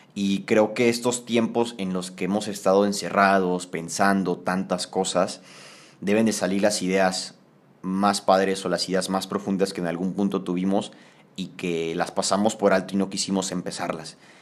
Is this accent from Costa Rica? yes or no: no; Tampico, Tamaulipas, Mexico; en Tampico, de donde yo soy